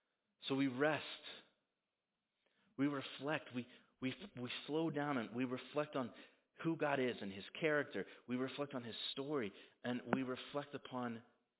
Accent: United States; as an American

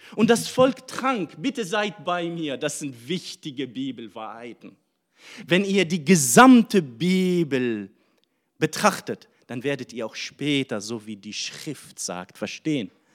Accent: Syria; now in Germany; ich komme aus Syrien.

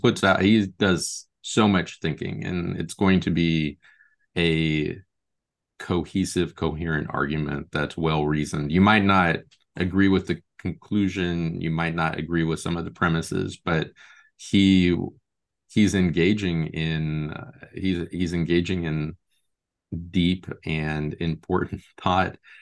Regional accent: Lincoln and Omaha, Nebraska, United States; now in Portland, United States; I grew up in Lincoln and Omaha, Nebraska, but I've lived in Portland, Oregon for the last seventeen years now.

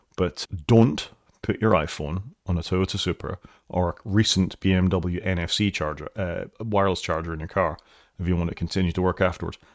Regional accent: Wales, United Kingdom

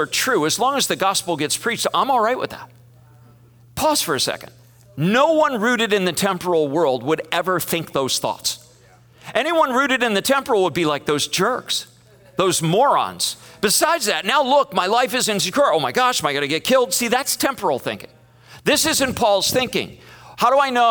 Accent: United States; it betrayed us as American Christians

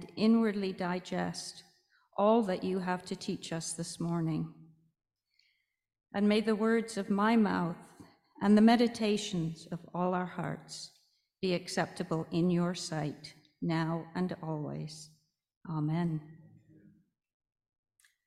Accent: Canada; I came to Canada when I was fairly young, and I grew up in a Roman Catholic Anglican household

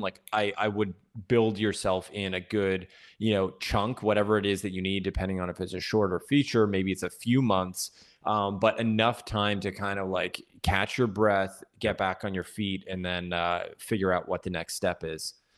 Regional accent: Toronto, Ontario, Canada; moved away as an adult; now in Los Angeles, United States; originally I'm from Toronto. I grew up there and then, uh, moved here to L A almost exactly seven years ago

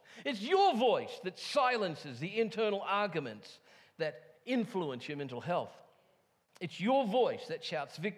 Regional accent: England, United Kingdom; moved away; I come from England

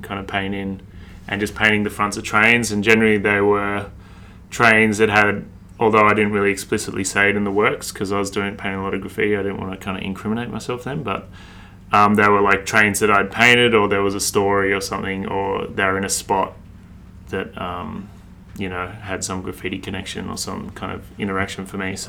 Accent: Sydney, New South Wales, Australia; also born or lived in Brisbane; So I'm from Sydney, born and raised in Sydney. I lived in Brisbane for about a year, but other than that, I've always been in Sydney.

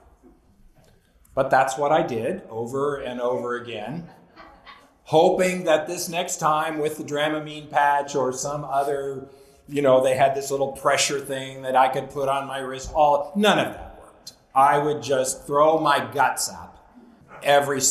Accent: Southern California, United States; growing up in Southern California

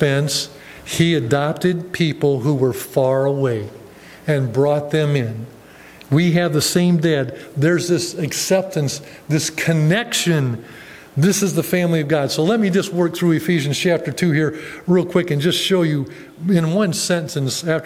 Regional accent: Ohio, United States; moved away as an adult; my hometown, about 5 hours down in Ohio from here

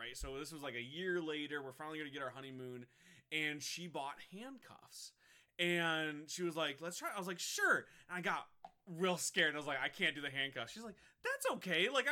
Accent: Michigan, United States; moved away; we come from Michigan, way up north in the middle of nowhere

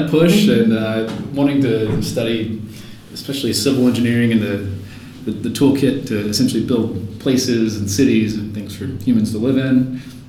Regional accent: Fayetteville, North Carolina, United States; Fayetteville, North Carolina.

